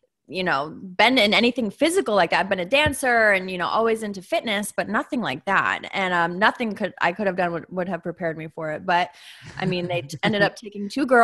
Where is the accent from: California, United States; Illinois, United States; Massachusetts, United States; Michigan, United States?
Massachusetts, United States; I'm from Massachusetts.